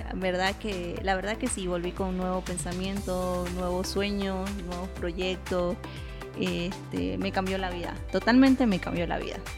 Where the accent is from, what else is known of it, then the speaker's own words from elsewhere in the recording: Bolivia; also born or lived in Basque Country, Spain; como los bolivianos que somos calientitos